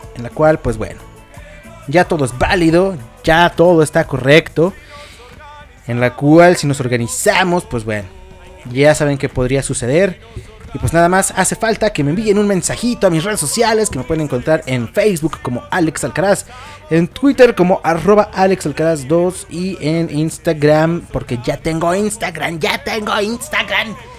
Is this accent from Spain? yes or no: no; Mexico; todos aquí somos mexicanos